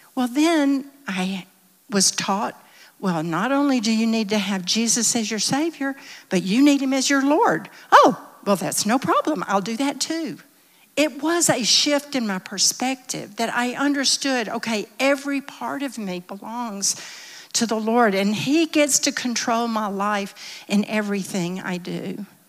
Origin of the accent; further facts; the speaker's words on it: the South, United States; I'm from the South. Most everyone in my little town went to some church or another